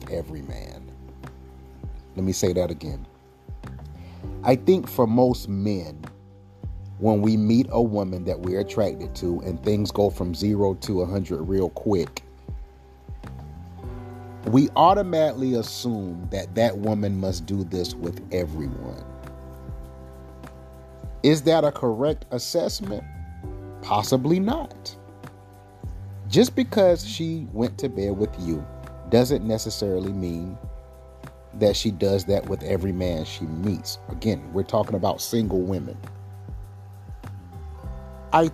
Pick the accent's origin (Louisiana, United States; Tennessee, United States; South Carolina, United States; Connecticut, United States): South Carolina, United States; I'm from South Carolina.